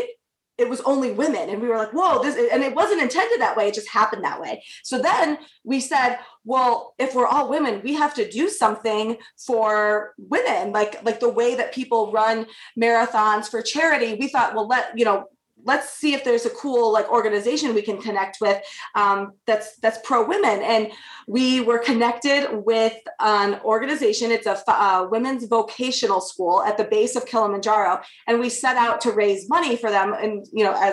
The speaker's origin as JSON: {"language": "English", "region": "Michigan", "country": "United States", "tie": "born or raised there", "also_born_or_lived": "New York", "moved": "yes", "said": "I grew up in Michigan in the great outdoors"}